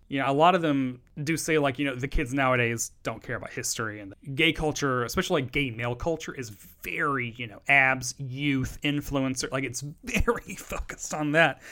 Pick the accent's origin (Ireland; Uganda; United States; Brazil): United States; the South; I come from the South